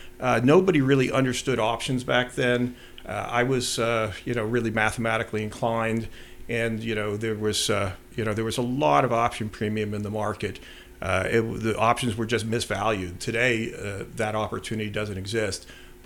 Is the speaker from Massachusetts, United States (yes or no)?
yes; Belmont, Massachusetts, United States; I did. I grew up in Belmont.